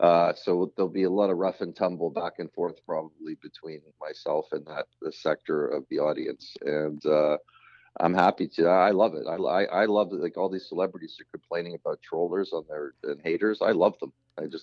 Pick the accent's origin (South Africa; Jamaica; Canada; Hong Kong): Canada; Being Canadian, well, you know, there's many explanations for why Canadians in the realm of comedy have done so well.